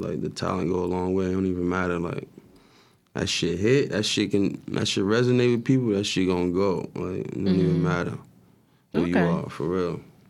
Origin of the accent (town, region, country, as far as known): Irvington, New Jersey, United States